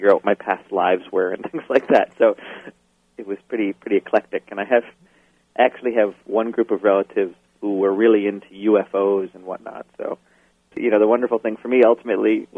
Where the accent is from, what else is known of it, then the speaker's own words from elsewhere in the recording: Portland, Maine, United States; also born or lived in Syracuse, New York; I grew up in Portland, Maine, primarily. I was actually born in Syracuse, New York, but lived there only for a brief time.